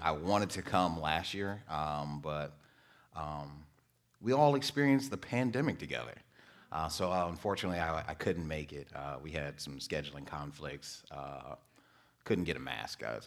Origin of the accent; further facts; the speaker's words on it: Muskegon, Michigan, United States; also born or lived in Detroit, Michigan; grew up in Muskegon. I was born in Detroit. Uh, went to school in Muskegon